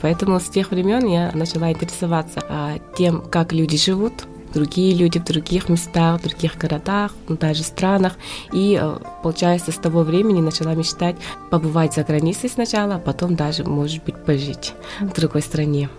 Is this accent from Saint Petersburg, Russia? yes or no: no; Verkhnevilyuysk, Sakha Republic, Russia; now in China; сама я родом из Верхневилюйска, село Батулу.